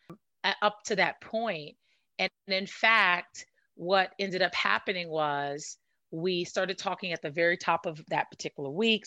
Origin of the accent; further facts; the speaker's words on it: New York City, New York, United States; also born or lived in Washington, D.C. / Maryland area; now in California, United States; I'm from Brooklyn